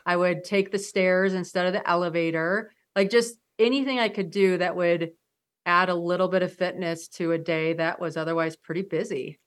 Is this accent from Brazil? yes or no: no; Michigan, United States; I grew up in Michigan